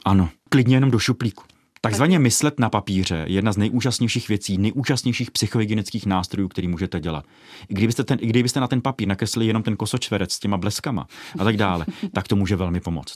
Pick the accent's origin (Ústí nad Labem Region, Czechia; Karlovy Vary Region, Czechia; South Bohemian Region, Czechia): Karlovy Vary Region, Czechia; Ostrov; já jsem panelákový dítě, z Ostrova nad Hoří